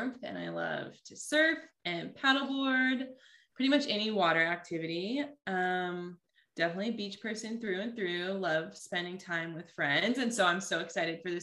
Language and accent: English; Santa Barbara, California, United States; both Chloe and I grew up in Santa Barbara, California.